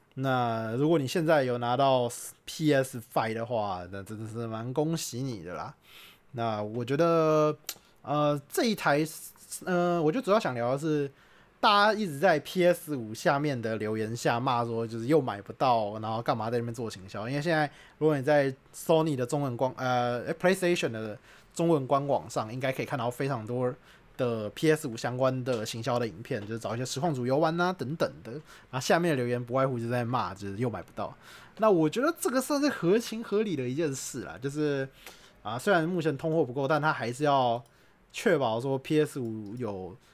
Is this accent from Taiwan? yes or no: yes; Taiwan; 我们台湾人